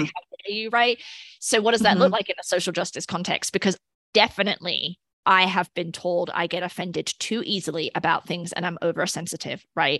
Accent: United Kingdom; as a British person, I am not super excited that he is repping the island.

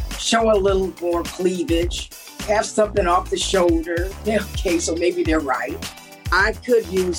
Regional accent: Los Angeles, California, United States; I'm from Los Angeles, California.

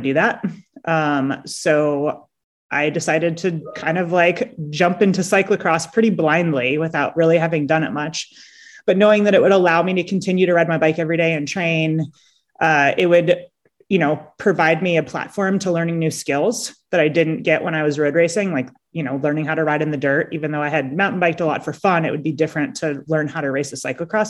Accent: San Diego, California, United States; I grew up in San Diego.

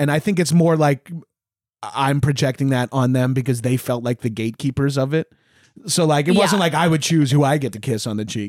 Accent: New York, United States; I'm from New York.

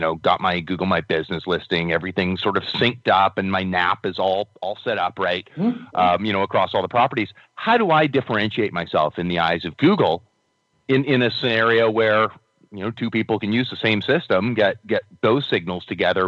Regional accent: Victoria, British Columbia, Canada; I'm from Victoria.

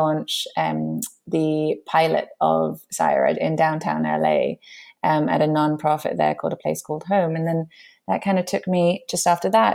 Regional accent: London, United Kingdom; moved away; also born or lived in New York; My background is I grew up in London

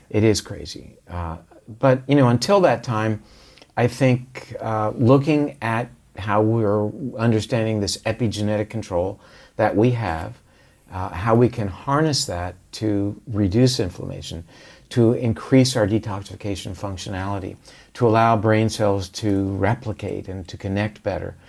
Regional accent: Florida, United States; we did drink a lot of orange juice growing up in Florida

